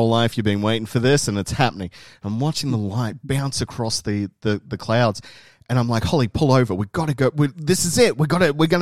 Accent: Tumut, New South Wales, Australia; where I was growing up in Tumut

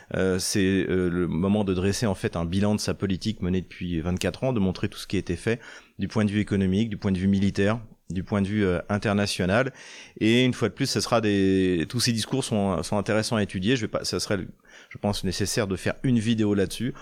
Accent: Troyes, Grand Est, France; la région de Troyes, de, ma ville natale

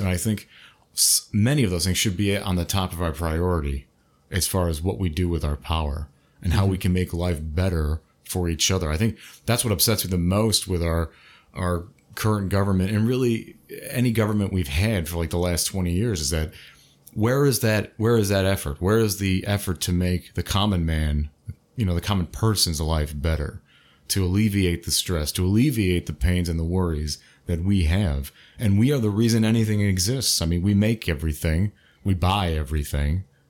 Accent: United States; we're all American anyway. We're fucking born here, you know?

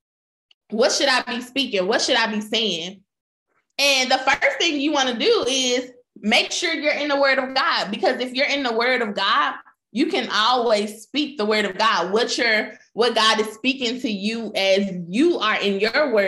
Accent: Memphis, Tennessee, United States; I grew up in Memphis

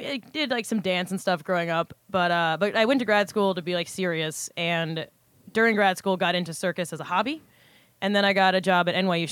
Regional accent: Maryland, United States; moved away; also born or lived in Michigan / China; I am originally from Maryland.

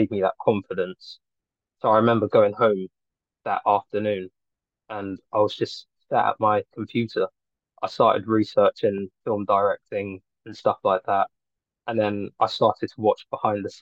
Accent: London, United Kingdom; I'm a filmmaker from Northwest London.

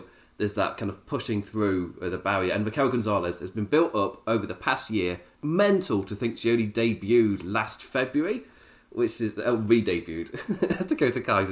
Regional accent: England, United Kingdom; as an English person

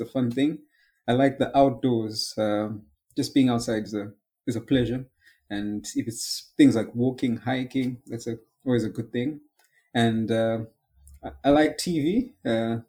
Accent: Mutare, Manicaland, Zimbabwe; moved away as an adult; now in United Kingdom; I was born in Zimbabwe, Mutare, Zimbabwe, and I lived in Zimbabwe for the first 19 years of my life

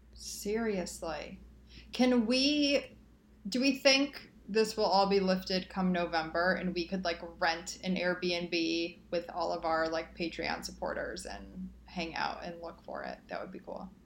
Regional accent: Great Lakes, Midwest, United States; a Midwesterner growing up on the Great Lakes

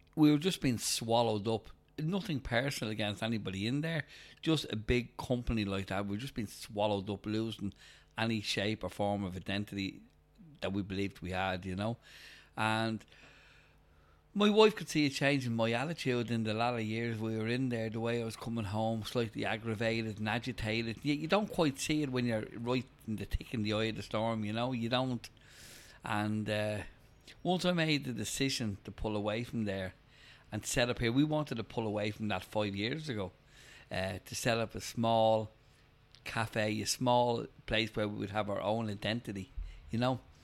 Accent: Dublin, Leinster, Ireland; originally I grew up in Bald's Bridge

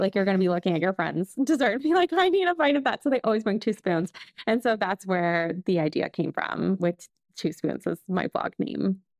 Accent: Canada; moved away as an adult; also born or lived in Lyon, France; I'm Canadian, but I'm living here

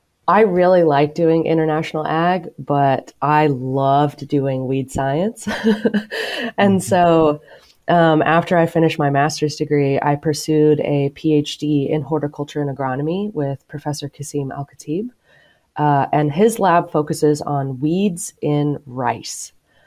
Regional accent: Bartlesville, Oklahoma, United States; moved away; Both sides of my family actually are from Oklahoma, and I grew up in Bartlesville, really close to the Kansas border. We did not grow up on a farm, but my mother's side of the family had a cow-calf operation in central Oklahoma.

